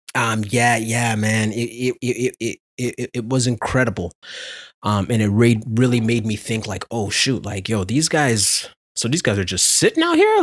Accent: Ontario, Canada; I'm from Ontario

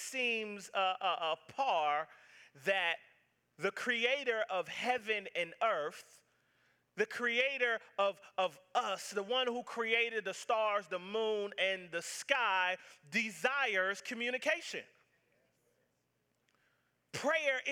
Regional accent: the South, United States; I'm from the South

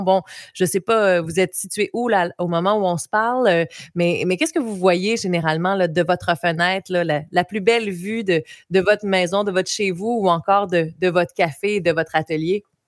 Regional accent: Baie des Chaleurs, Quebec, Canada; depuis que je suis revenue en Gaspésie, moi je viens de la baie des Chaleurs

